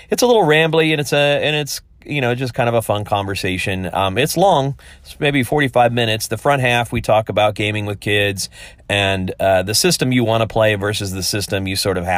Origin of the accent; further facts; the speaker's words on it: upper Midwest, northern Indiana, United States; I was raised in the upper Midwest, kind of the northern half of Indiana. It's an area founded by primarily by Pennsylvania Dutch people.